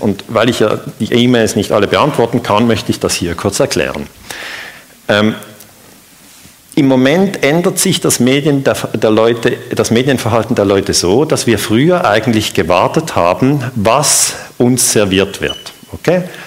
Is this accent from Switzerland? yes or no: yes; Switzerland; ich bin ja aus der Schweiz.